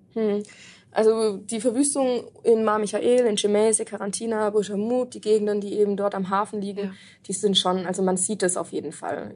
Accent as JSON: {"language": "German", "area": "Black Forest", "region": "Baden-Württemberg", "country": "Germany", "also_born_or_lived": "Munich", "moved": "as an adult", "lives_now": "Beirut, Lebanon", "said": "komme ich aber aus dem Schwarzwald"}